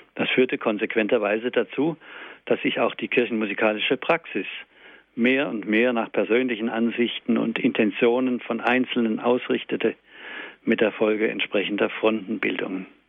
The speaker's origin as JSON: {"language": "German", "country": "Germany", "said": "bei uns in Deutschland"}